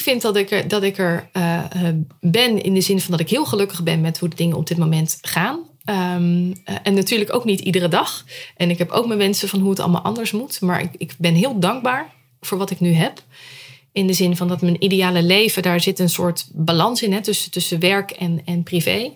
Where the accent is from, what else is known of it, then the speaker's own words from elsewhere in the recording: Rotterdam, South Holland, Netherlands; moved away as an adult; now in Huizen, Netherlands; geboren in Rotterdam. Ik had het heel belangrijk om erbij te zeggen. Dat is deel van mijn identiteit.